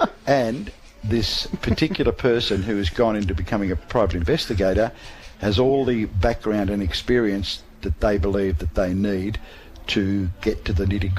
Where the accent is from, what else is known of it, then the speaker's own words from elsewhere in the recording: Melbourne, Victoria, Australia; now in Tasmania, Australia; Now, I grew up in Melbourne, as you know, and I used to live and hang out around Ascot Vale.